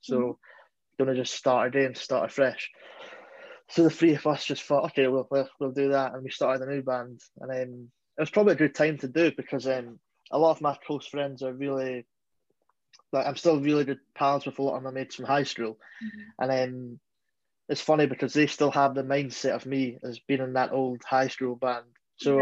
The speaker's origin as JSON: {"language": "English", "region": "Scotland", "country": "United Kingdom", "said": "being a Scottish band"}